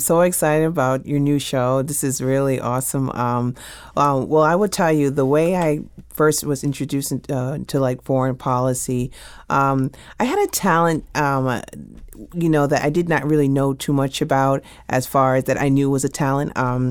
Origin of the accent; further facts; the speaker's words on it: New York, United States; going back to that I'm from New York, I actually experienced 9/11 in 12th grade.